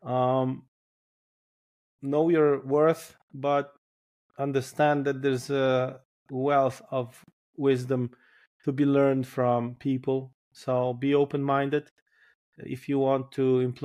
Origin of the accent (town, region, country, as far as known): Poland